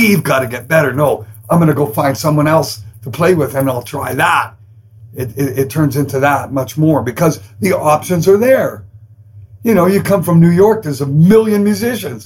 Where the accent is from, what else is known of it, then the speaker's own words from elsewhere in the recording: Canada; I'm Canadian